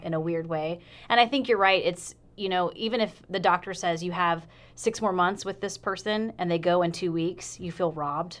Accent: South Carolina, United States; I'm from South Carolina

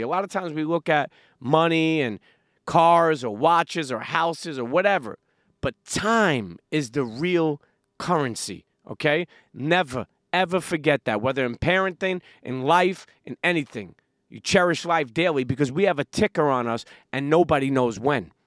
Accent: New York City, New York, United States; I grew up in Brooklyn, New York

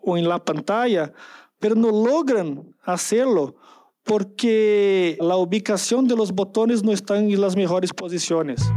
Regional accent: São Paulo, Brazil; Spanish is a second language; Soy de San Pablo, Brasil

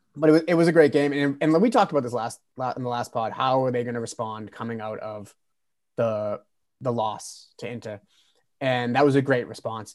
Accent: United States; as an American fan

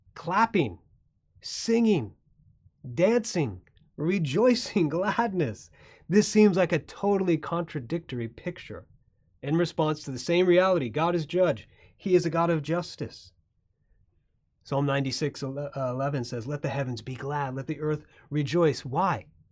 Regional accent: Florida, United States; I grew up in Florida

